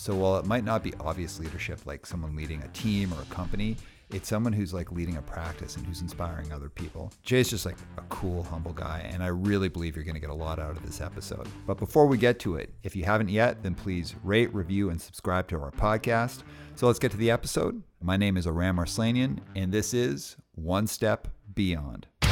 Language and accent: English; Calgary, Alberta, Canada; moved away as an adult; now in Vancouver, Canada; I grew up in the southeast.